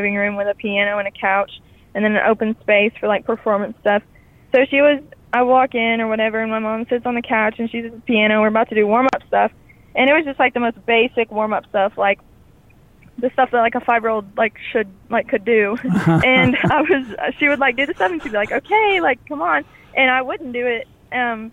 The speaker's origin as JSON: {"language": "English", "town": "Stanton", "region": "Kentucky", "country": "United States", "tie": "born or raised there", "also_born_or_lived": "Marion, Kentucky", "said": "we moved to Stanton, Kentucky. And that's where I remember most of my childhood was there."}